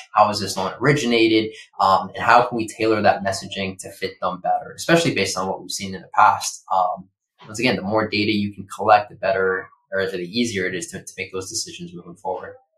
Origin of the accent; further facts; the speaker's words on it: Boston, Massachusetts, United States; now in Los Angeles, United States; I grew up in Boston